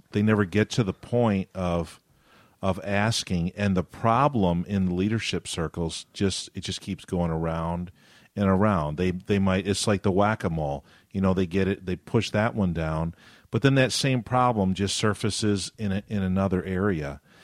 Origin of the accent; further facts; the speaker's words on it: Western New York, United States; I grew up in New York State